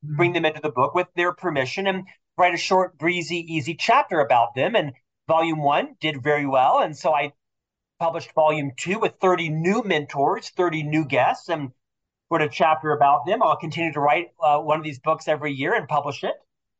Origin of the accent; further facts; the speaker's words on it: Orlando, Florida, United States; moved away as an adult; now in Salt Lake City, United States; I'm from Orlando, Florida, originally